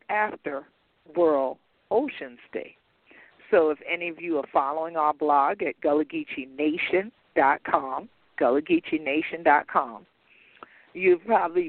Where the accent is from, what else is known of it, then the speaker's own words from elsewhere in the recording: St. Helena Island, South Carolina, United States; in particular in my home state and my particular county, my own county, Beaufort County, on the island of Port Royal and then on my home island, St. Helena Island